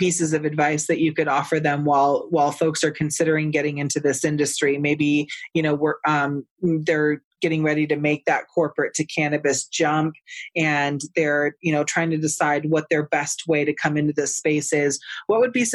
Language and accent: English; California, United States; moved away; I'm from California originally, so I can judge my state